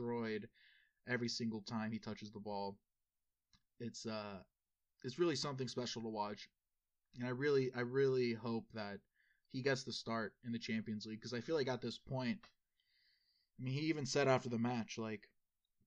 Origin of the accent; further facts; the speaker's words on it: United States; we are American